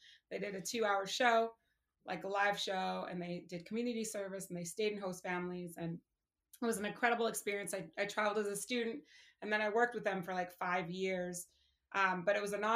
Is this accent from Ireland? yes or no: no; Canada; I am from Canada, and I am blessed in that my parents are American, so I have dual citizenship